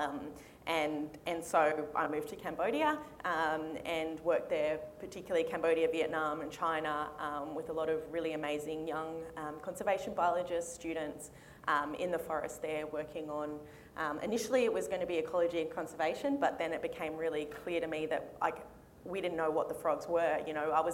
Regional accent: Sydney, New South Wales, Australia; moved away as an adult; also born or lived in Townsville, Australia; I grew up in Sydney

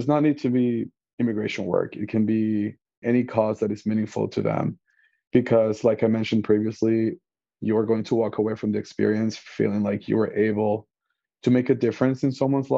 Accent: Venezuela; now in Chicago, United States; I am an immigrant. I am originally from Venezuela. I am bilingual. I speak Spanish.

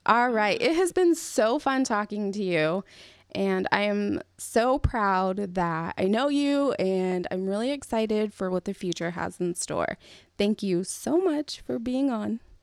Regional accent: California, United States; I'm from California

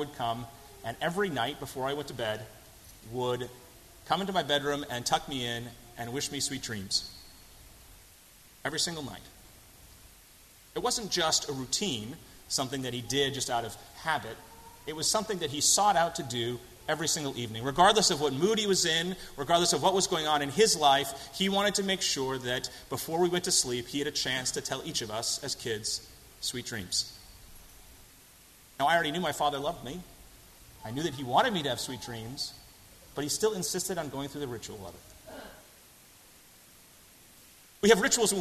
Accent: Boston, Massachusetts, United States; accent: thick American; moved away as an adult; also born or lived in England; I had a thick American accent and I tend to talk too fast because I'm from Boston

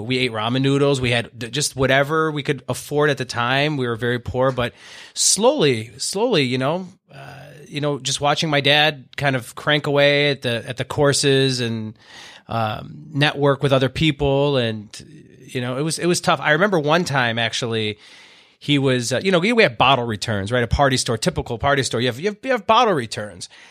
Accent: Owosso, Michigan, United States; I was born in Owasso, Michigan, okay, which is what, ten, fifteen miles out, out of Flint

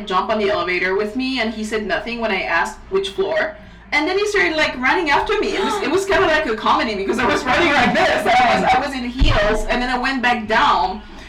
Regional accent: Paris, Île-de-France, France; also born or lived in Vélizy; now in New York, United States; I was born and raised in Paris

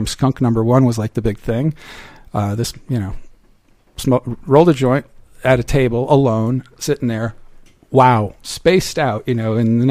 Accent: United States; I'm an American

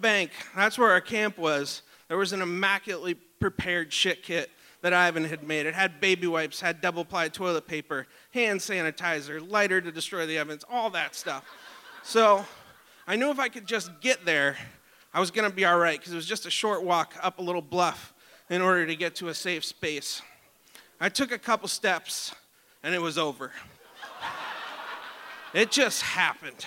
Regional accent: Talkeetna, Alaska, United States; I grew up in Talkeetna

